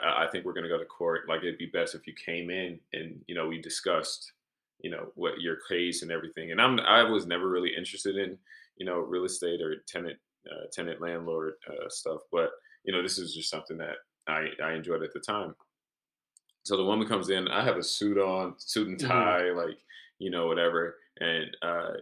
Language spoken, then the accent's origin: English; Milwaukee, Wisconsin, United States; also born or lived in South Bend; now in Chicago, United States; Growing up in Milwaukee